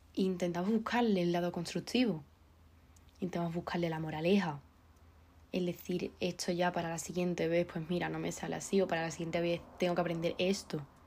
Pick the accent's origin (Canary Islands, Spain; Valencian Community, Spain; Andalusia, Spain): Andalusia, Spain; soy andaluza